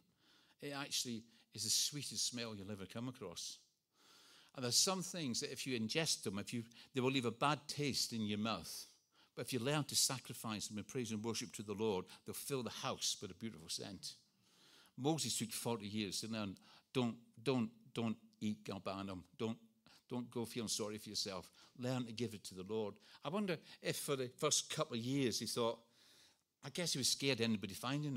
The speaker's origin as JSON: {"language": "English", "region": "Scotland", "country": "United Kingdom", "tie": "born or raised there", "moved": "yes", "said": "I was brought up in Scotland."}